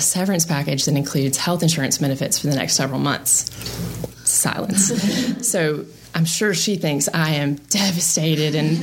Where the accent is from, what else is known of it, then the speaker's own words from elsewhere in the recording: Marietta, Georgia, United States; moved away as an adult; also born or lived in Birmingham, Alabama; Born and raised in Marietta, Georgia